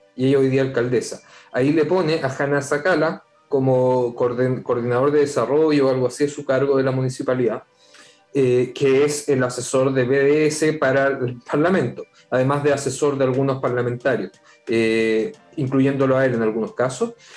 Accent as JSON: {"language": "Spanish", "town": "Viña del Mar", "region": "Valparaíso", "country": "Chile", "tie": "born or raised there", "also_born_or_lived": "Santiago", "said": "Yo nací en Santiago, dijémoslo claro, pero viví en Santiago hasta los siete años, así que no me puedo considerar santellino, pero me crié. Me crié en Viña"}